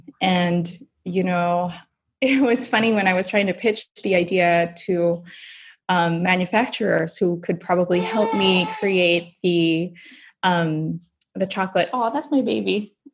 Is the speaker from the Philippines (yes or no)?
yes; Philippines; My husband's Belgian, I'm Filipina. We're bringing together, you know, all things about chocolate from the Philippines and Belgium.